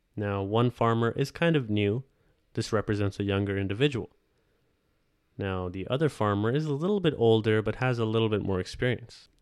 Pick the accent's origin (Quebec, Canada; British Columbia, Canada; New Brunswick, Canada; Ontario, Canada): Ontario, Canada; I am from Canada, Ontario